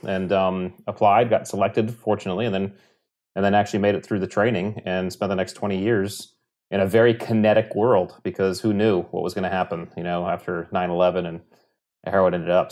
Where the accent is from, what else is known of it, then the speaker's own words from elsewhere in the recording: Connecticut, United States; we grew up in Connecticut on the coast